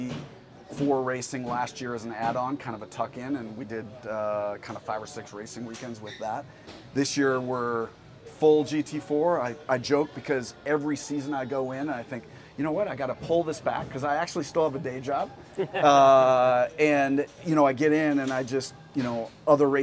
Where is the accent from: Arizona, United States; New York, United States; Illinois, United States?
Illinois, United States; Freeport; moved away as an adult; also born or lived in Europe; now in Denver, United States; I grew up small town Illinois, a town called Freeport